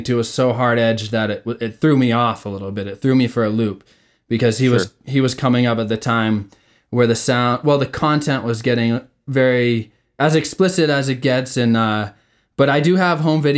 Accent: York, Maine, United States; moved away; we all grew up in that small beach town, which I live 2,000 miles away from it now

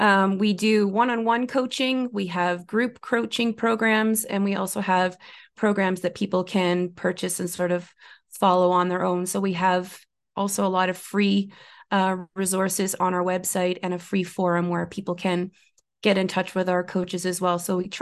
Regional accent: Ontario, Canada; I did not grow up in the mountains. I grew up in Northern Ontario in Canada. So I grew up in a pretty remote place with snow most of the year, and hills, certainly, but not mountains.

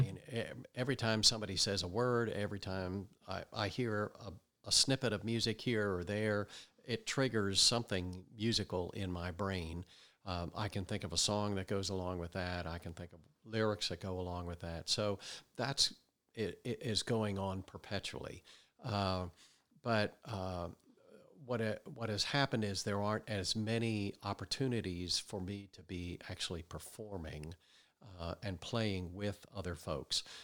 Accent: Wayne, Pennsylvania, United States; I grew up outside of Philadelphia, uh, in Wayne, Pennsylvania.

